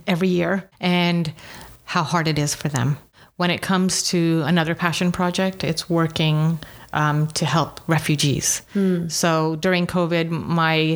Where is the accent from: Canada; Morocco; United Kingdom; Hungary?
United Kingdom; England; I was not born in Uganda, by the way. My parents, my sister were. I was born in England, but it's always felt like home.